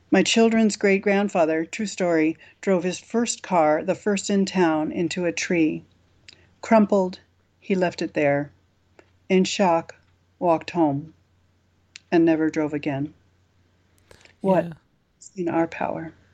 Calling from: Leverett, Massachusetts, United States; Oh, I'm in uh, Leverett, Massachusetts.

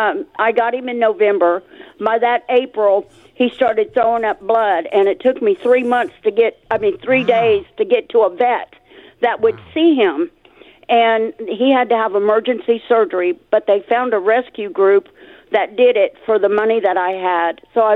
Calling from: Mesquite, Texas, United States; Mesquite. It's right here in Dallas.

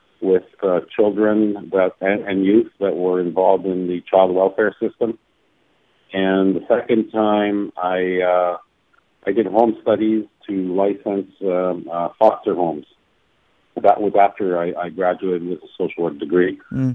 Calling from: Winnipeg, Manitoba, Canada; I'm actually calling from Winnipeg this morning. It's constituency week, and I'm here until Wednesday.

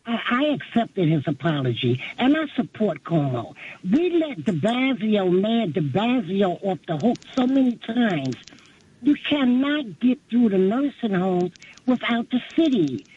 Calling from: New York City, New York, United States; I'm from Brooklyn, New York.

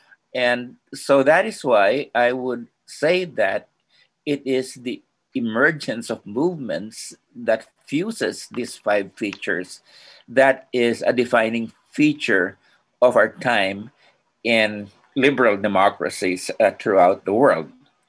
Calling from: Philippines; I'm joining you from the Philippines, and I'm seem to be dropping off occasionally.

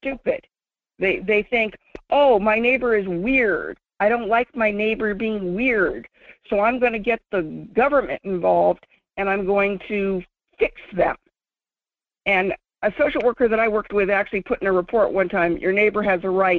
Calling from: Fairbanks, Alaska, United States; from Fairbanks.

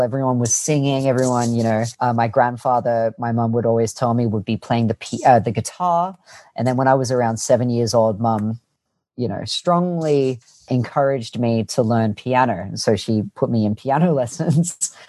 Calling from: Annandale, New South Wales, Australia; I'm in a city called Annandale in the inner west of Sydney.

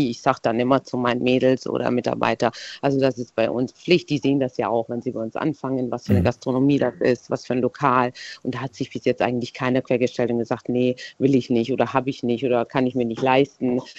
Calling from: Baden-Württemberg, Germany; Stuttgarter Raum.

